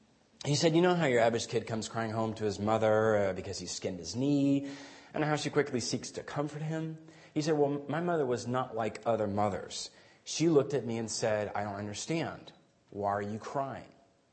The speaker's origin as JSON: {"language": "English", "country": "Guatemala", "tie": "born or raised there", "said": "I grew up in Guatemala a good chunk of my life as a missionary kid, and that was a wonderful formative experience."}